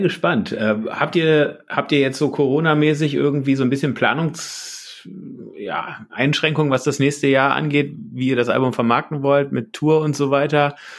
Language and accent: German; Berlin, Germany; moved away; Also ich bin Reinickendorfer